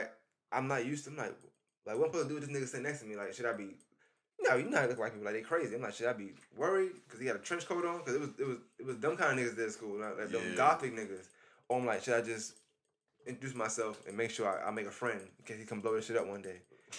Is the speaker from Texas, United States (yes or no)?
no; New York, United States; I was popular though, because I was from New York and I could play basketball.